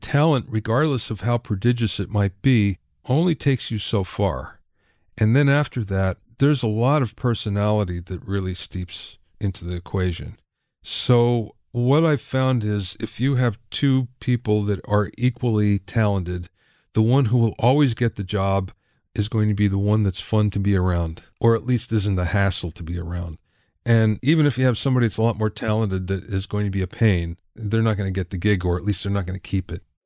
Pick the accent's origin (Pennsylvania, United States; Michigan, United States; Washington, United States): Pennsylvania, United States; Minersville; growing up in Minersville, Pennsylvania, where there's five thousand people